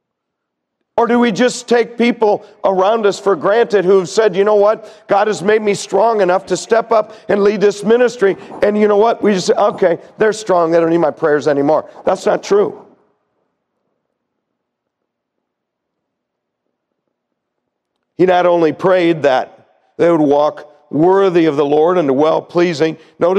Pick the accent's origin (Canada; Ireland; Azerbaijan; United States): United States; as American Christians